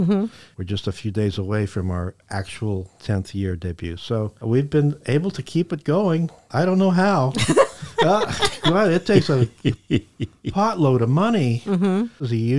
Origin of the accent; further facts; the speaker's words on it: Kansas, United States; also born or lived in Texas; now in Trenton, United States; I grew up in Kansas. Everybody's the same.